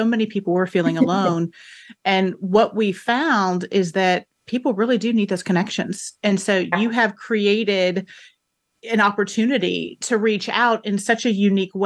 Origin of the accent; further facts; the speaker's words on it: Houston, Texas, United States; now in Mississippi, United States; I'm originally from Houston, Texas